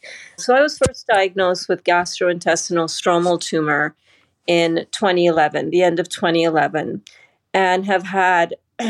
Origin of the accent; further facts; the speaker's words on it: Canada; also born or lived in Trinidad; I'm originally from Canada by way of Trinidad first, and then Canada.